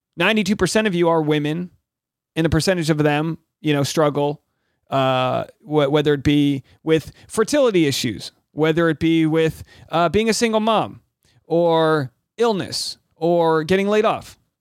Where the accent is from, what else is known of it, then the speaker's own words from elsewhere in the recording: Rhode Island, United States; I'm from New England. I'm from Rhode Island